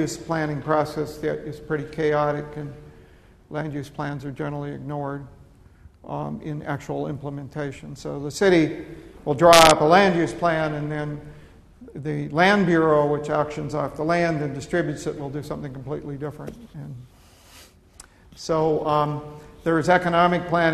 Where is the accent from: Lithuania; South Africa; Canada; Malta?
Canada; also born or lived in United States; now in United Kingdom; I'm Canadian, but I lived in the United States for some period of time